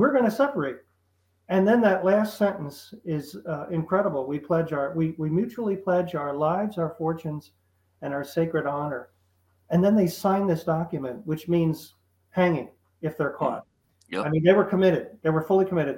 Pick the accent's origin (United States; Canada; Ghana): United States; Philadelphia, Pennsylvania; I grew up around the Philadelphia area, so it was very patriotic.